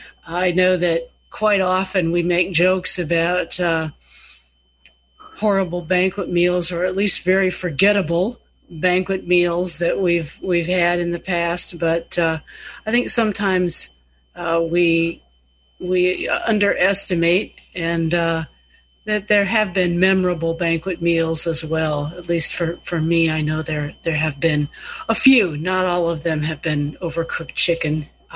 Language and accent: English; Minnesota, United States; Oh, gosh, Bill, you know, I grew up with walleye. You know I'm a Minnesotan, right? I don't have the right accent. You know I'm a northerner.